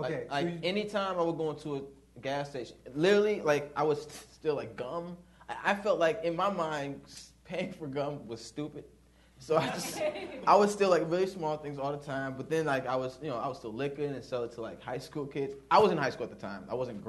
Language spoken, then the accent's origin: English; the South, United States; Yeah, but, like, we're from the South, and we spent a lot of time in the South.